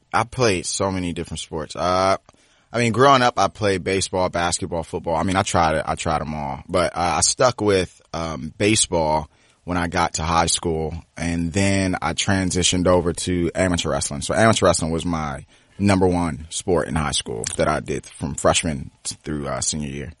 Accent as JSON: {"language": "English", "town": "Cheverly", "region": "Maryland", "country": "United States", "tie": "born or raised there", "also_born_or_lived": "Washington, D.C. / New Carrollton, Maryland / Lanham, Maryland", "said": "Grew up Cheverly, Maryland, uh, and then went back and forth from D C and, uh, New Carrollton"}